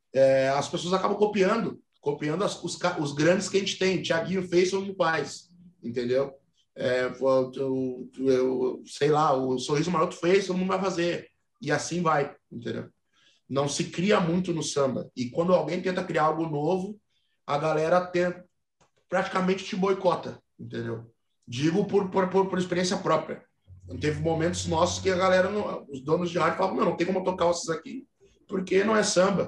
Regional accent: Rio Grande do Sul, Brazil; accent: gauchês; Muita gente não acha que a gente é gaúcho

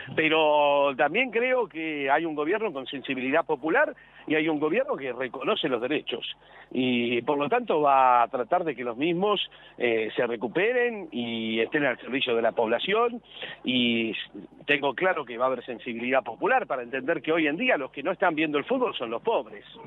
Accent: Buenos Aires, Argentina; Yo soy un porteño más, vivo en la ciudad de Buenos Aires

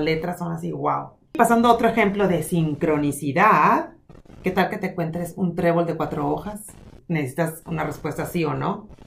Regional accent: Hermosillo, Sonora, Mexico; moved away; En mi ciudad donde yo nací, donde es el centro del mundo para mí

